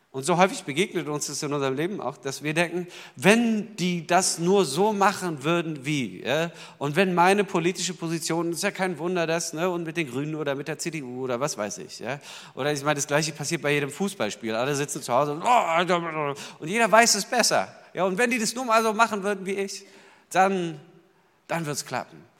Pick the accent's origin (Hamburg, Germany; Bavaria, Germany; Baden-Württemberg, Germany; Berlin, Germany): Berlin, Germany; ich kam dahin als Berliner sozusagen sprachfremd und sachfremd